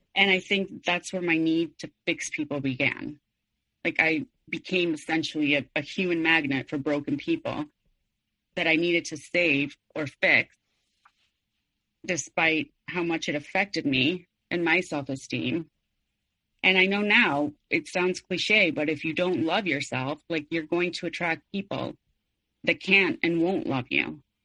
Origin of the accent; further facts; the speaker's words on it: Mexico City, Mexico; I was born and raised in Mexico City